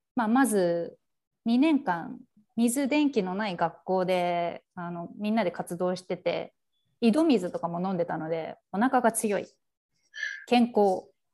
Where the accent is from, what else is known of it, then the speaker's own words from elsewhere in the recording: Japan; moved away as an adult; also born or lived in Benin / Burkina Faso; now in Democratic Republic of the Congo; 両親が日本人で今までベナンブルキナファソで育ってきた